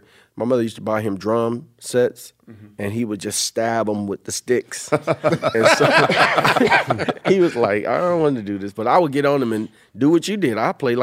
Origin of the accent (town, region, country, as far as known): Compton, California, United States; born or raised there